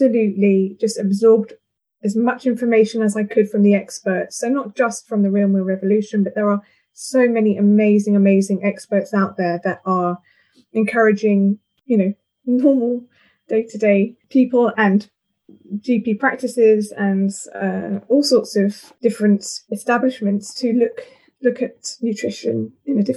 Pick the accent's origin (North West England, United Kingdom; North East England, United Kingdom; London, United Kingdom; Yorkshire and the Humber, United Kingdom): London, United Kingdom; moved away as an adult; now in St Albans, United Kingdom; I've been here 14 years, so I am actually I'm a Londoner at heart